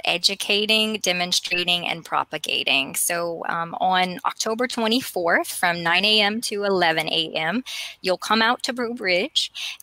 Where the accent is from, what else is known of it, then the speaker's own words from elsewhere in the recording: Kaplan, Louisiana, United States; moved away as an adult; now in Lafayette, United States; Growing up, I was a tomboy from Kaplan